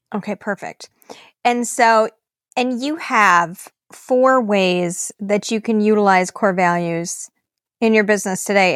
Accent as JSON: {"language": "English", "region": "Minnesota", "country": "United States", "tie": "born or raised there", "also_born_or_lived": "East Coast, United States", "said": "we moved to Minnesota when I was a, a girl"}